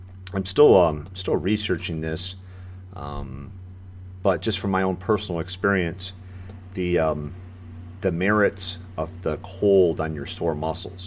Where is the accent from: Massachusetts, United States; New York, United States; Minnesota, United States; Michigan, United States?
Michigan, United States; moved away as an adult; now in Florida, United States; I'm born and raised from Michigan, where it gets pretty cold in the wintertime